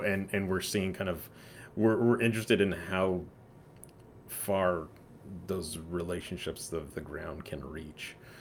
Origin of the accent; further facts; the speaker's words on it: San Antonio, Texas, United States; also born or lived in Houston; I grew up in San Antonio